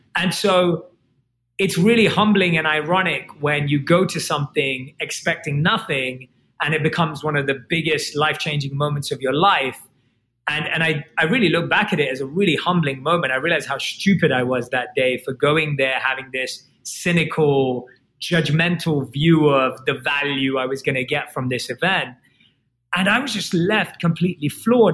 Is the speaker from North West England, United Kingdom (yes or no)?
no; London, United Kingdom; I was born and raised in London, and I grew up like any other kid.